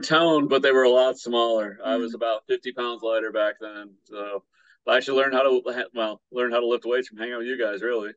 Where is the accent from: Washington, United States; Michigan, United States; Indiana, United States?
Michigan, United States; Battle Creek; now in Hawaii, United States; the Vegan Battle Creek group in my hometown.